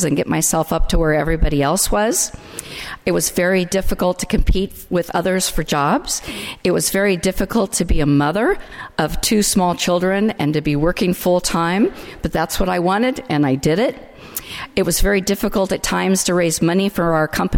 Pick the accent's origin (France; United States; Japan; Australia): United States; Delano, California; I'm from Delano, California